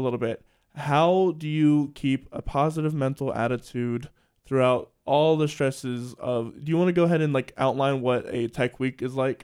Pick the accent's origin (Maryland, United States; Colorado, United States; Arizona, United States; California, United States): Maryland, United States; Salisbury; moved away as an adult; also born or lived in Lancaster, Pennsylvania; I'm from Salisbury, Maryland.